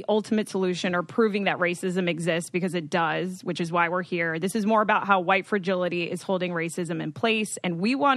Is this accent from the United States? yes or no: yes; United States; I am Dominican, so I am a white Latinx female, but I've actually been very confused growing up in the States